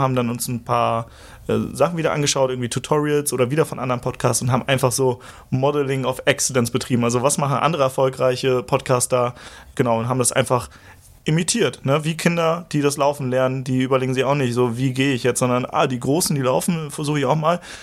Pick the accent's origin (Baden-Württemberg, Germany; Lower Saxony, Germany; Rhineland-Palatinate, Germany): Lower Saxony, Germany; Schneverdingen; also born or lived in Hamburg; Ich, ich komme ursprünglich aus der Lüneburger Heide, das ist so eine Stunde vom Hauptbahnhof hier entfernt